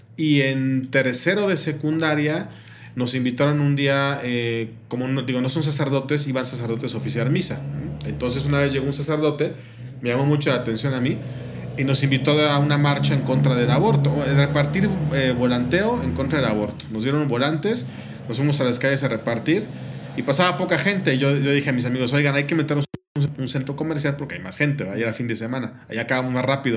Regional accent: Mexico City, Mexico; moved away as an adult; also born or lived in Monterrey; somos de la Ciudad de México, sí, somos de la Ciudad de México

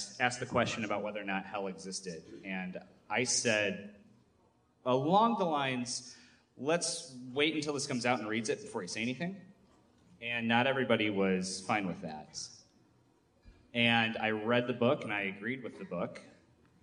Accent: Michigan, United States; I'm from Michigan

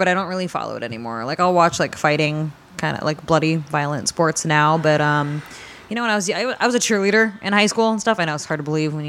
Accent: Northern California, United States; because I'm from Northern California.

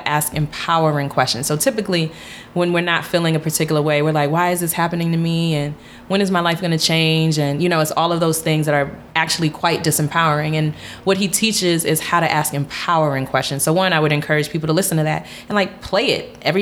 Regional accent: United States; being Ghanaian, growing up in America

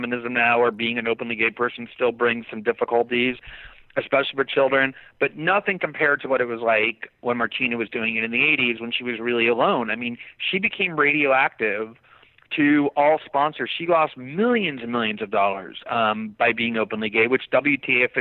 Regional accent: Fort Lauderdale, Florida, United States; we grew up in Fort Lauderdale

